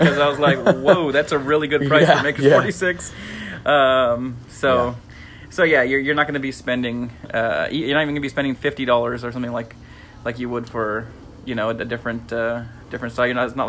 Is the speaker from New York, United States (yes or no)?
no; California, United States; We are from California